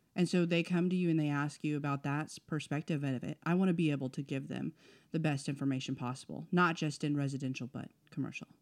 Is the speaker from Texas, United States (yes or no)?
yes; El Paso, Texas, United States; moved away; also born or lived in Oklahoma; born in Texas.